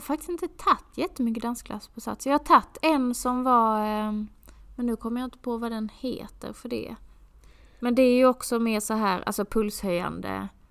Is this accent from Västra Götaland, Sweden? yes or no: no; Skåne, Sweden; moved away as an adult; jag är från Skåne